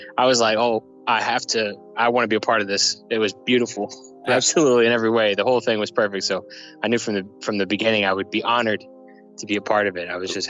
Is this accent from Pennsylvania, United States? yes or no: no; Mississippi Gulf Coast, United States; now in Scotland; I'm from a small town on the Mississippi Gulf Coast. Now I live in Scotland, so got a bit of Southern influence with some other crazy shit mixed in there.